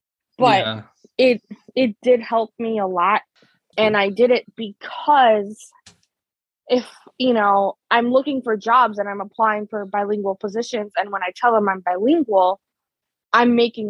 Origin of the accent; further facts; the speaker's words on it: Chicago, Illinois, United States; first language Spanish; I'm originally from Chicago, and I'm also Hispanic.